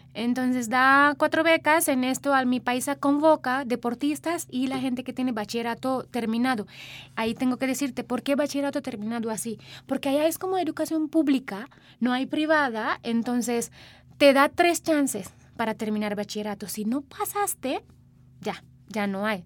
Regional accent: Sri Lanka; first language Sinhala; Spanish is a second language; now in Mexico; Mi idioma se llama Sinhala, es mi idioma materna

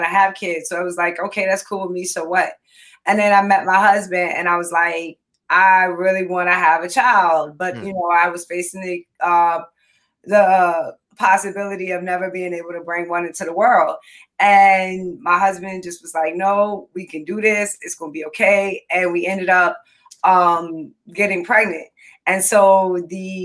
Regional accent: Richmond, Virginia, United States; moved away as an adult; now in Northern Virginia, United States; I was born and raised in Richmond, Virginia

